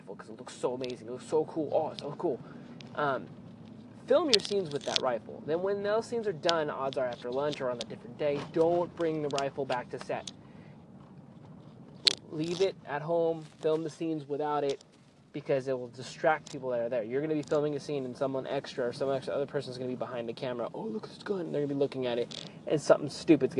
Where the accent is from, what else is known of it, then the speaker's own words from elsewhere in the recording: Merced County, California, United States; my hometown area in Merced County